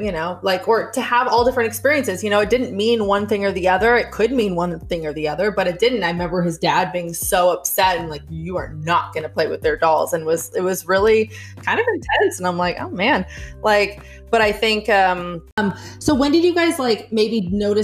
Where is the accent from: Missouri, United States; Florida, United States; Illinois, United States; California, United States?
California, United States; Los Angeles; growing up in Los Angeles